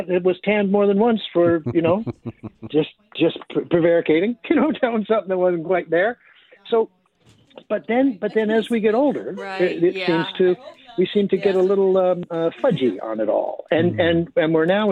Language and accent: English; Canada; we're Canadian